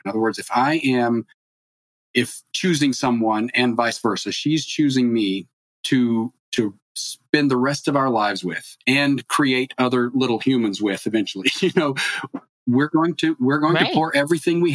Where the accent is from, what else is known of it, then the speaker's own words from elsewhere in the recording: East Coast, United States; now in California, United States; I grew up on the East Coast